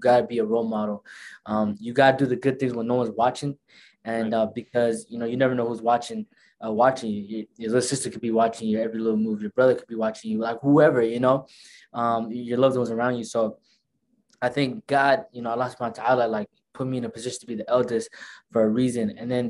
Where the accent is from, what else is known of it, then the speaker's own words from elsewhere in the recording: Tukwila, Washington, United States; first language Somali; English is a second language; also born or lived in Nairobi, Kenya; I was born in Kenya, Nairobi, December 16, as an infant, came here about four or 5 months. That's when I came here. And the first city I moved to was Tukwila, the city that I live in right now.